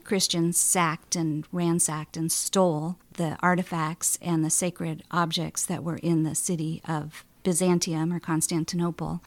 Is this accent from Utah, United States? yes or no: no; Boulder, Colorado, United States; I grew up in Boulder, Colorado